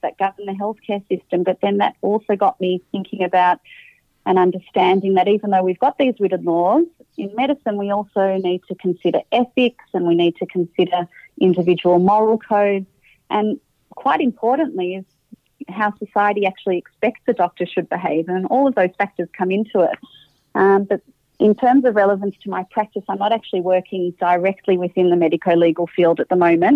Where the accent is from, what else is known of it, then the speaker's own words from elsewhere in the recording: Melbourne, Victoria, Australia; I was born in Melbourne and grew up in Melbourne